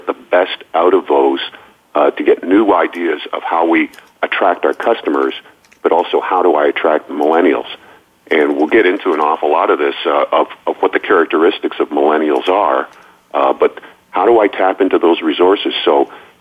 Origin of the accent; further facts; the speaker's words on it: Canada; moved away; my old hometown or my old home country